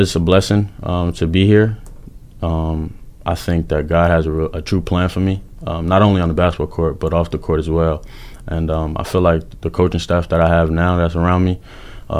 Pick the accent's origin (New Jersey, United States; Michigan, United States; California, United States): New Jersey, United States; Paterson; moved away; also born or lived in Georgia; I'm originally from Paterson, New Jersey, a small town in New Jersey, really tough city. So growing and playing basketball out there